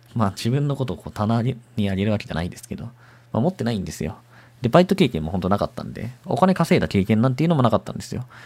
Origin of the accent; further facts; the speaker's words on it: Mie, Japan; moved away as an adult; also born or lived in Shizuoka; 三重県で、生まれ育って、高校まで三重県のね、高校行ったんですけど